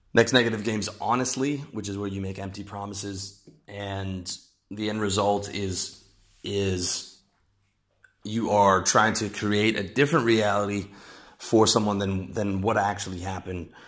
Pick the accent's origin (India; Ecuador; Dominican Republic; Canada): Canada; moved away as an adult; my home country of Canada